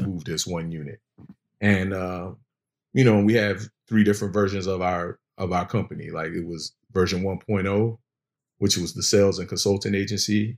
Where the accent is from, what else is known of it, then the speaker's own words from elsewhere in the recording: Virginia Beach, Virginia, United States; I'm originally from Virginia Beach, Virginia